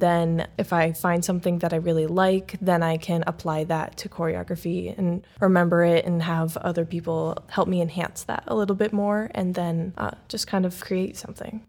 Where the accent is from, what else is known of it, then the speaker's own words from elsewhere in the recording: Wadsworth, Ohio, United States; moved away as an adult; also born or lived in Cleveland, Ohio; now in Fort Wayne, United States; I'm from Wadsworth, Ohio, so I moved here at the end of July to start the current season